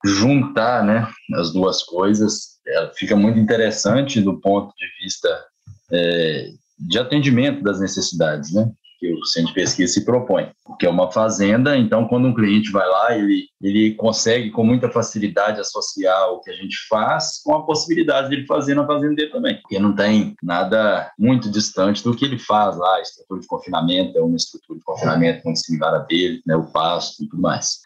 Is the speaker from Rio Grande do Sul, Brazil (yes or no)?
no; Ponte Nova, Minas Gerais, Brazil; moved away as an adult; also born or lived in Viçosa; now in Mato Grosso, Brazil; também sou, sou mineiro, interior